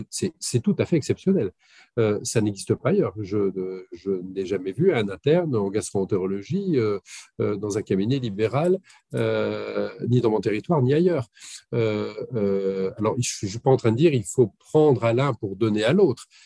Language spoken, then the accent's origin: French; West of France, France; mais vous comprenez, je suis originaire de l'ouest de la France.